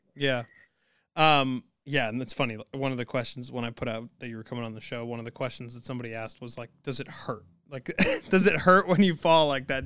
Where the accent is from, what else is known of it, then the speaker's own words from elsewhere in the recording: New England, United States; I'm from New England